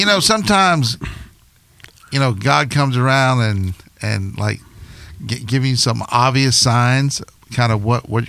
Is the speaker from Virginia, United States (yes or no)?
yes; Hampton, Virginia, United States; I grew up in Hampton, Virginia. And I grew up in a church it was about a 2,000, 3,000 member church, so pretty sizable.